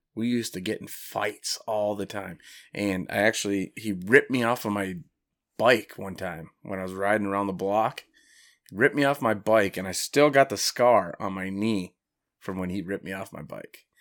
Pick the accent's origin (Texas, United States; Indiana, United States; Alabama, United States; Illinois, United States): Indiana, United States; moved away; I grew up in Indiana